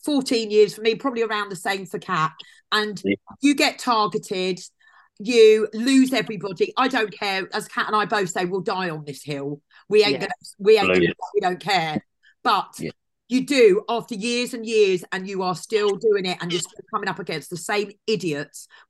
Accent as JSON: {"language": "English", "area": "Hertfordshire", "region": "East of England", "country": "United Kingdom", "also_born_or_lived": "South Devon", "moved": "yes", "lives_now": "Totnes, United Kingdom", "said": "I live now, I'm from Hertfordshire. I now live in South Devon"}